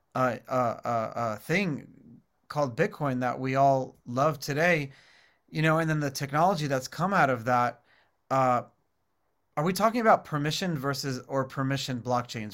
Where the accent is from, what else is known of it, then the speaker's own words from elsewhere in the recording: New York City, New York, United States; growing up in New York City, I remember as a kid